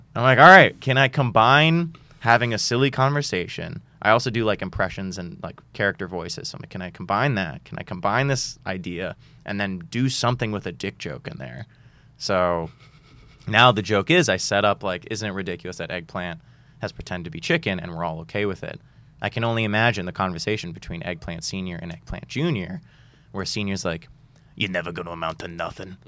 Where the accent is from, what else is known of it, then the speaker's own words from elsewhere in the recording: Boston, Massachusetts, United States; I grew up in Boston